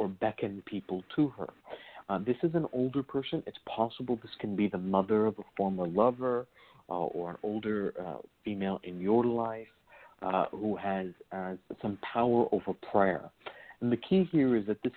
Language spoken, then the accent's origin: English; Virginia, United States; I was raised in the Hoodoo tradition in Virginia